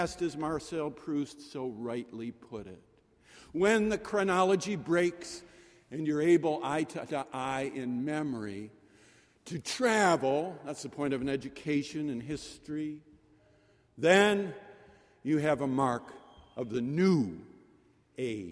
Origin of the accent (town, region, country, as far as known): Syracuse, New York, United States; born or raised there; now in Boston, United States